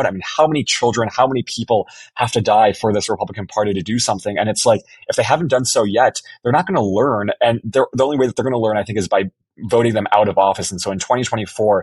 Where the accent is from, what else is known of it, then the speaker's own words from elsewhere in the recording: Illinois, United States; I was born in Illinois